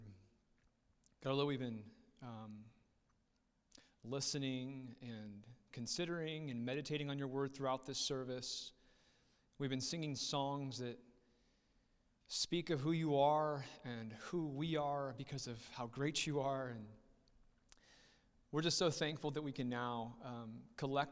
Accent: Riverside, United States; we were somewhat born and raised in Riverside. I spent majority of my childhood in Riverside

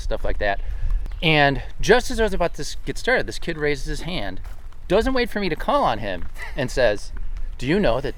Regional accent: West Falls, New York, United States; the J.P. Nicely Town Park in my hometown of West Falls. So we're just around the corner from my house

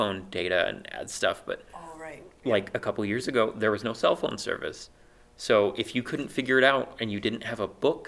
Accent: Rock Springs, Wyoming, United States; moved away; my hometown, which is Rock Springs

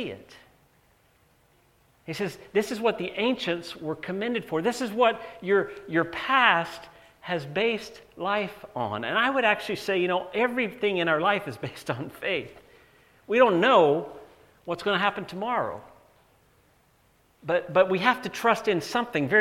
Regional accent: North Carolina, United States; moved away; growing up in North Carolina

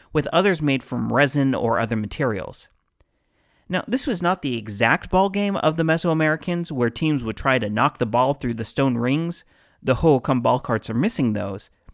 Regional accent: Arizona, United States; I'm from Arizona where we pronounce it Mogollon

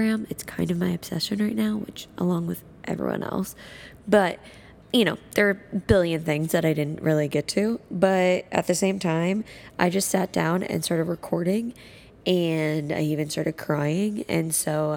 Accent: Dallas, Texas, United States; moved away as an adult; also born or lived in Iowa City, Iowa; now in Chicago, United States; I am from Dallas, Texas. Lived there for majority of my life

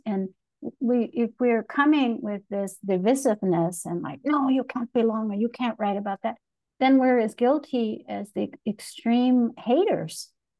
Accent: Chicago, Illinois, United States; now in Texas, United States; I think that's one of the things that I learned growing up in Chicago, Tony. You know, we had to collaborate to have power. The brown community with the black community. And when I moved to Texas, there weren't those brown-black coalitions.

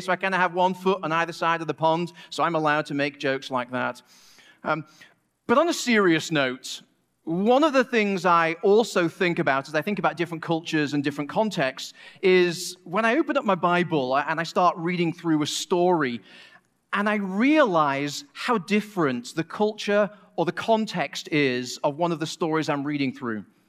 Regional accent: Manchester, North West England, United Kingdom; moved away as an adult; also born or lived in Asheville area, North Carolina; now in Asheville, United States; We're originally from Manchester, England

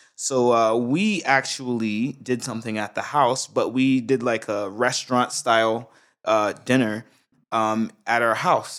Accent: Brunswick, Georgia, United States; now in Japan; I'm from Brunswick, Georgia, man. I'm from the South, South.

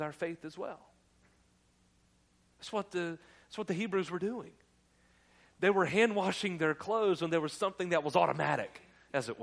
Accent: North Carolina, United States; I'm from North Carolina

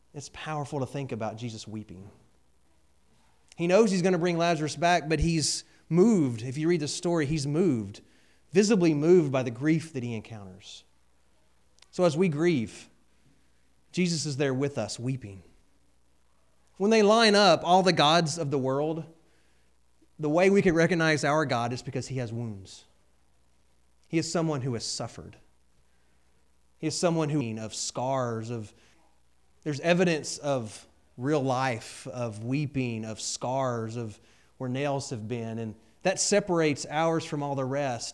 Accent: Georgia, United States; moved away; also born or lived in Texas; I did grow up in Georgia.

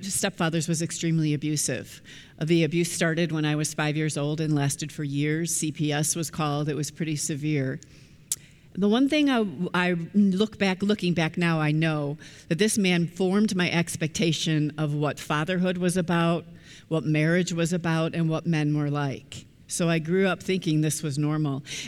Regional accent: Chicago, Illinois, United States; I was born and raised in the Chicagoland area

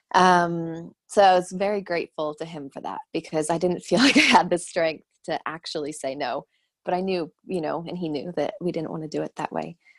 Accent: Arizona, United States; moved away as an adult; also born or lived in London, United Kingdom / Dubai, United Arab Emirates; I'm from Arizona

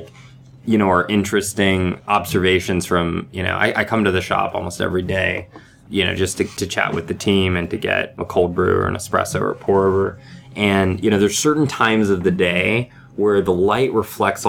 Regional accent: Virginia, United States; We the team that started, we all met in Virginia, and we're from Virginia

